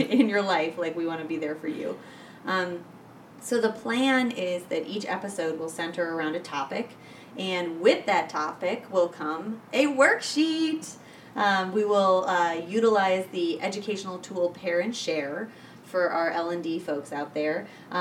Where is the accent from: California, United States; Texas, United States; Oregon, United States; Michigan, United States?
Michigan, United States; I come from Michigan.